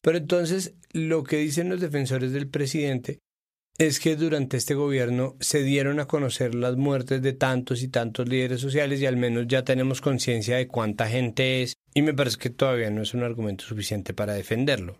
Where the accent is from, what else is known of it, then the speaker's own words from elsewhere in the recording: Bogotá, Colombia; nacimos en Bogotá